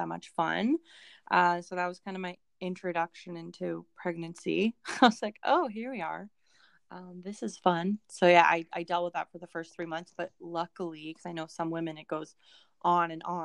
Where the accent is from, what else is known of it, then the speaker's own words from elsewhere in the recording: Vancouver, British Columbia, Canada; also born or lived in Langley; we're from Vancouver